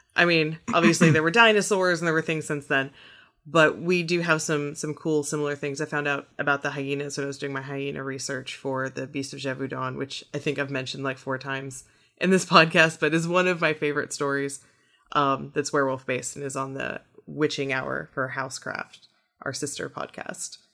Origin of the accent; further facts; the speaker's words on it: Midwest, United States; now in Corpus Christi, United States; I grew up in the Midwest